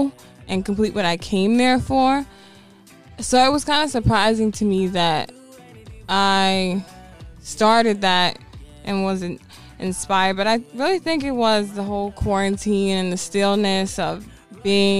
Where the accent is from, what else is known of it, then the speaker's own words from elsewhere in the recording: Baltimore, Maryland, United States; I'm from over east down the hill, but I was raised in the creek. I was raised in Woodlawn